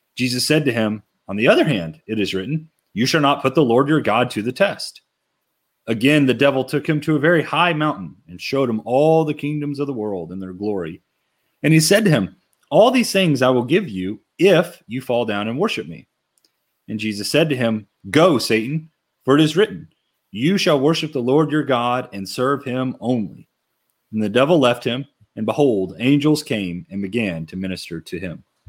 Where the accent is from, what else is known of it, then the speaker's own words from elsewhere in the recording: Lexington, Kentucky, United States; moved away as an adult; also born or lived in Lawrenceburg, Kentucky; now in Harrisburg, United States; I grew up in Lexington, Kentucky and grew up going to church around there